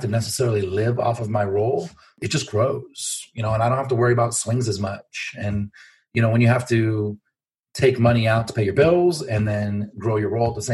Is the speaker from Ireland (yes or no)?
no; Los Angeles, California, United States; moved away; I'm from Los Angeles originally